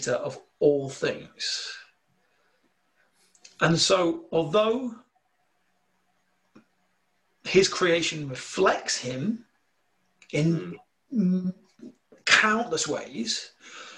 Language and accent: English; United Kingdom; accent: slight northern; my slight northern accent